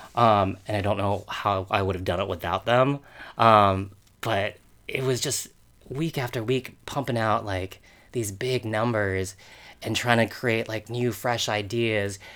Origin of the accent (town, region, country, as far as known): Rancho Palos Verdes, California, United States; born or raised there; moved away; also born or lived in Torrance, California